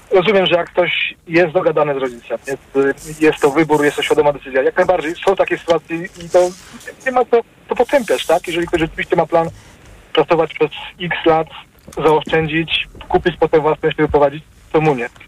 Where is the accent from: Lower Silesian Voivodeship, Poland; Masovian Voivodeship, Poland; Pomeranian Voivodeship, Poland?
Lower Silesian Voivodeship, Poland; Wrocław; Jestem z Wrocławia, y, w dzielnicy 10 km od centrum